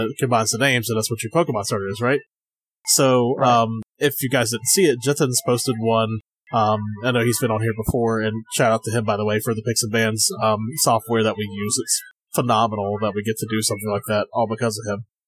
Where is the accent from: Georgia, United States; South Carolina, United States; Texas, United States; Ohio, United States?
South Carolina, United States; moved away as an adult; also born or lived in Virginia; I lived in Virginia for um six years. I'm originally from South Carolina, and I'm back here now.